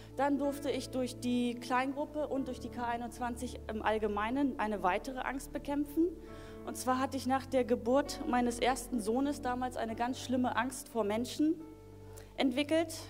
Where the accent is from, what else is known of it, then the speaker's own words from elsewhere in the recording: Berlin, Germany; ich wurde damals in Berlin geboren. In Berlin ähm, Marzahn bin ich aufgewachsen